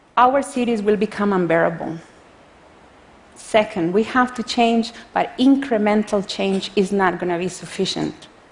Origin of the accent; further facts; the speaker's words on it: Costa Rica; I come from Costa Rica, a developing country